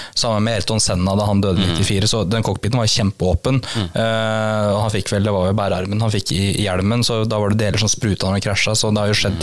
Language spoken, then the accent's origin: Norwegian; Kongsvinger, Innlandet, Norway; moved away; er jeg opprinnelig fra Konsinger